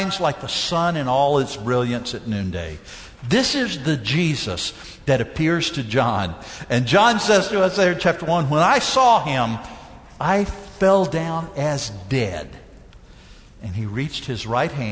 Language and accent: English; Mississippi, United States; I grew up down in Mississippi